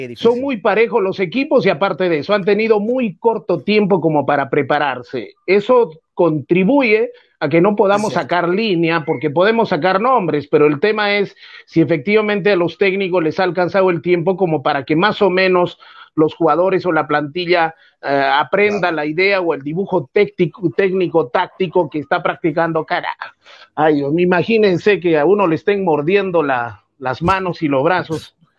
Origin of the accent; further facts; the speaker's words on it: Socabaya, Arequipa, Peru; also born or lived in Mollendo; también soy de Socabaya